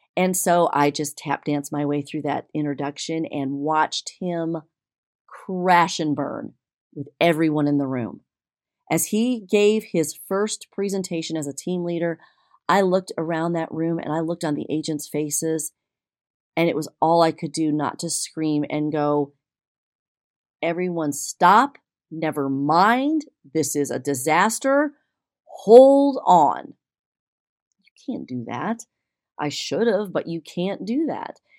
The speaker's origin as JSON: {"language": "English", "region": "Texas", "country": "United States", "said": "as a Texan"}